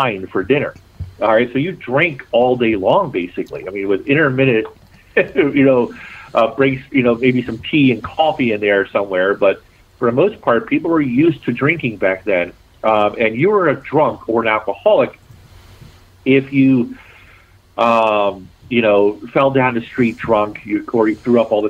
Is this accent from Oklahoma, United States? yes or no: no; Baltimore, Maryland, United States; accent: Baltimore; it is my hometown. I was born and raised in Baltimore City